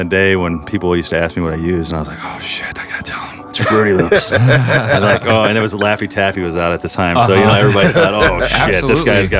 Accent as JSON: {"language": "English", "town": "Chicago", "region": "Illinois", "country": "United States", "moved": "yes", "lives_now": "St. Louis, United States", "said": "I'm originally from Chicago."}